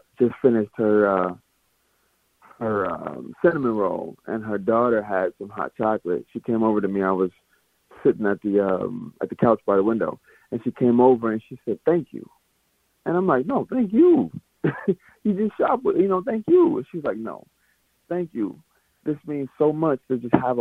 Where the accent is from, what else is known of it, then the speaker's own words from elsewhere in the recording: Mississippi, United States; I'm from Mississippi